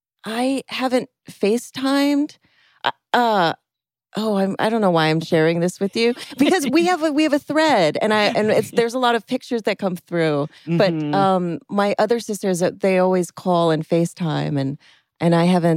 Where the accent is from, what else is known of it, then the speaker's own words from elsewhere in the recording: Oahu, Hawaii, United States; now in Los Angeles, United States; I grew up in Oahu, which is the island with Waikiki and Honolulu and all of the traffic that's on Oahu.